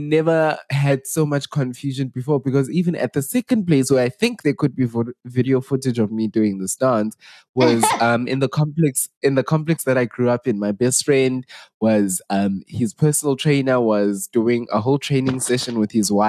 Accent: South Africa; we are the real Makoi South Africans.

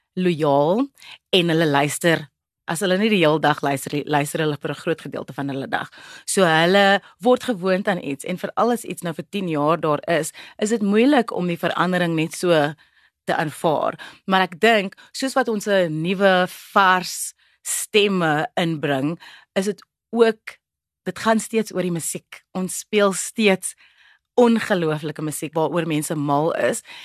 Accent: Cape Town, Western Cape, South Africa; first language Afrikaans; 'n breinmens van 'n plek soos die Kaapse vlakte, Bontebal spesifiek

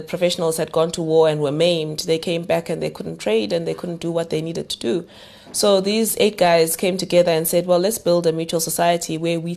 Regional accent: Umlazi, KwaZulu-Natal, South Africa; first language Zulu; English is a second language; I grew up in Umlazi in a home where I had two older sisters

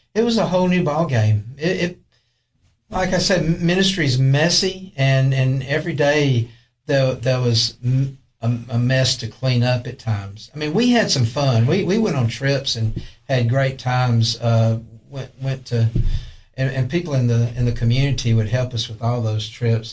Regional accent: Tylertown, Mississippi, United States; now in Allgood, Tennessee, United States; i grew up in a little town called tylertown mississippi

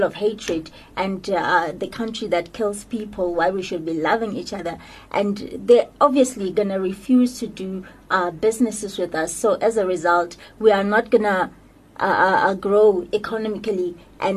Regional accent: South Africa; me as a person, as South African

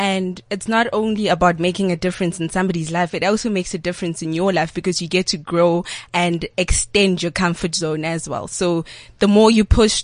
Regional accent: Klerksdorp, North West, South Africa; I'm from Clarksdorp, and I'm 20 years old

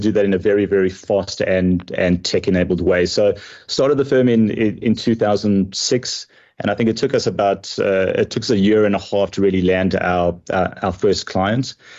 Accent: South Africa; moved away as an adult; now in United States; I am proudly South African. Even though I do live in, in America, I still consider South Africa to be my, my home country

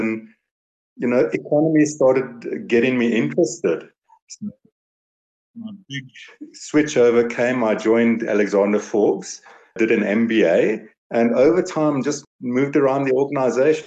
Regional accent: Vereeniging, Gauteng, South Africa; also born or lived in Potchefstroom / Kroonstad / Pretoria; now in Johannesburg, South Africa; I was born in Vereeniging, so I've been in and around all the little dorpies, Vereeniging, Potchefstroom. I had a little stint in Kroonstad.

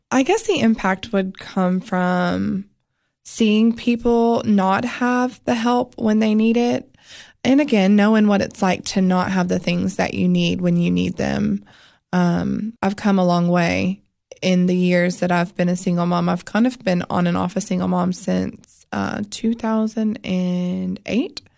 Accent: Florida, United States; moved away; also born or lived in North Carolina; so I was born in North Carolina, and then I was raised in Florida for my older years is what I always tell people, like my high school days.

